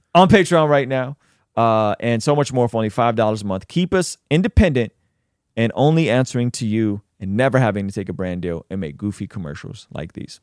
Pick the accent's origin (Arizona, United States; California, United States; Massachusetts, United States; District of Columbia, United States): California, United States; San Diego; I grew up in in the City Heights, North Park area